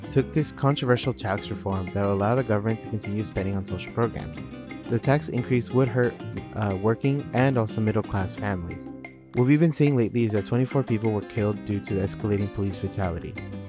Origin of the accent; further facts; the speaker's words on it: Los Angeles, California, United States; I was born in the Valle de San Fernando in Los Angeles by two beautiful Ecuadorian parents who are Guayaquileño and Riobambeño. They immigrated in the 90s to Los Angeles, so that makes me Ecuadorian-American, but I've also been a dual citizen since 2012.